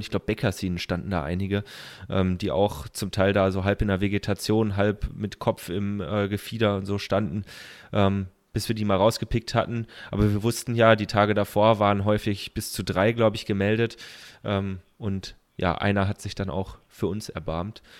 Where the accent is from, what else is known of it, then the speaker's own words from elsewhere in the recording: Kaiserstuhl, Baden-Württemberg, Germany; dann sind wir bei meiner oder in meiner Heimat gewesen, Kaiserstuhl